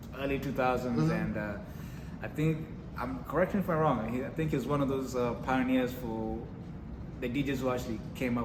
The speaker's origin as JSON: {"language": "English", "region": "Nairobi", "country": "Kenya", "tie": "born or raised there", "moved": "as an adult", "lives_now": "Houston, United States", "said": "I'm from Nairobi, Kenya. I was born and raised in Nairobi, Kenya, and moved to the States when I was 18 years old after high school."}